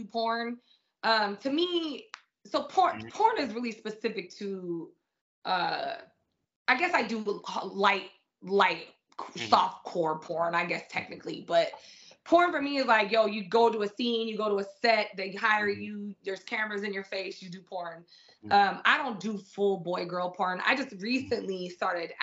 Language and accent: English; San Diego, California, United States; also born or lived in England; I come from a very urban neighborhood. I come from Southeast San Diego